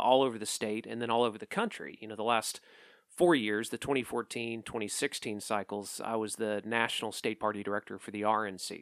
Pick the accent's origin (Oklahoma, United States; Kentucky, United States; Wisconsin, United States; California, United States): Oklahoma, United States; I'm from Oklahoma